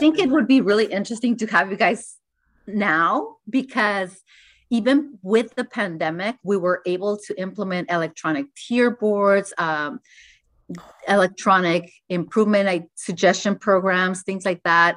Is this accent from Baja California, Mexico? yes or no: yes; Tijuana, Baja California, Mexico; I was born in Tijuana, and there's a lot of manufacturing there.